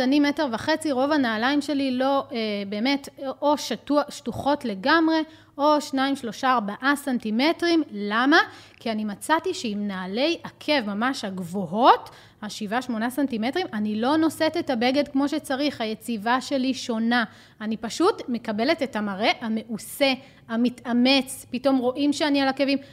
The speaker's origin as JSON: {"language": "Hebrew", "country": "Israel", "said": "אצלנו בישראל"}